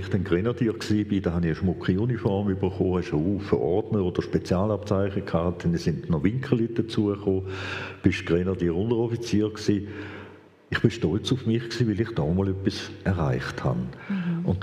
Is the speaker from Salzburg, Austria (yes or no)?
no; Vienna, Austria; born there; ich bin Hochdeutsch aufgewachsen, weil ich bin selber in Wien geboren, meine Eltern selber kommen aus Wien